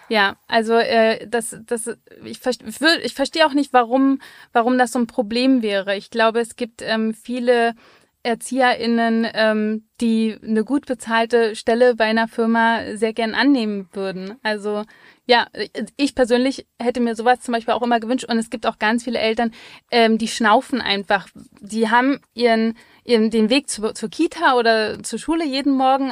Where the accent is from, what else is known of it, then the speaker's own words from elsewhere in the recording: Berlin, Germany; als Berlinerin, wir zahlen ja nichts